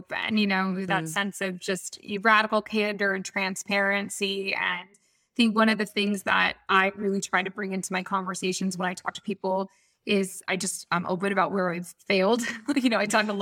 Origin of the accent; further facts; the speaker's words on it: Atlanta, Georgia, United States; I grew up in Atlanta.